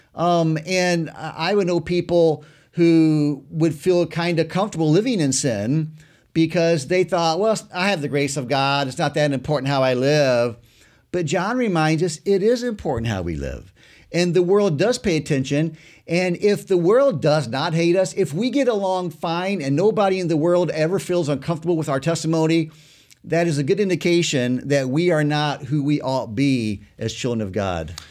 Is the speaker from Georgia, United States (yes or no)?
no; Southern Illinois, United States; where I grew up in Southern Illinois